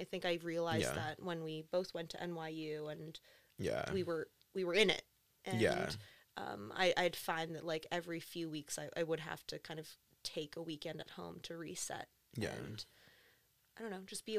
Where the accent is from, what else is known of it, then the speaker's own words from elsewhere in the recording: Queens, New York, United States; Growing up in Queens was a blessing, but while I was there, it really didn't feel like it.